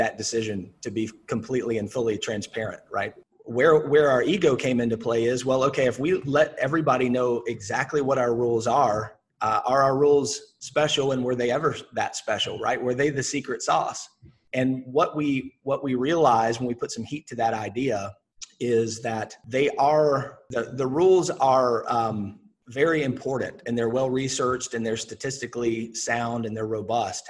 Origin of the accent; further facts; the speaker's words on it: the South, United States; I'm from the South